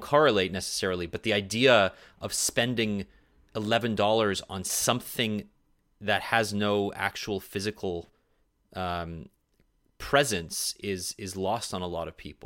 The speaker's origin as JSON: {"language": "English", "country": "Canada", "said": "Canadians don't have access to Amazon, so we don't have Prime TV"}